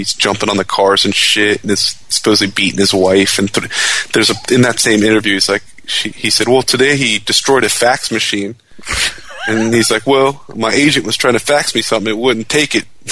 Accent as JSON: {"language": "English", "town": "Fullerton", "region": "California", "country": "United States", "tie": "born or raised there", "also_born_or_lived": "Anaheim, California / Cincinnati", "moved": "yes", "said": "I was born and raised in Fullerton"}